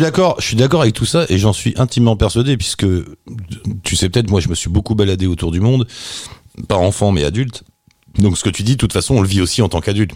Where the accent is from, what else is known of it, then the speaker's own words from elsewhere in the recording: France; nous on est français